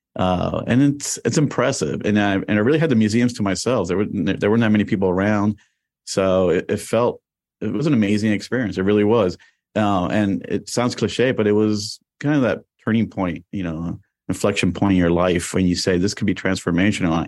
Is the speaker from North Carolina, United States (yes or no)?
no; Miami, Florida, United States; also born or lived in New York; I was born in New York and I got there in nineteen seventy-six to Miami